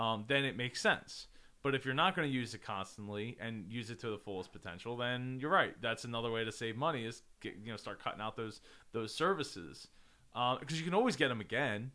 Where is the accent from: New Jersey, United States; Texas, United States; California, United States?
New Jersey, United States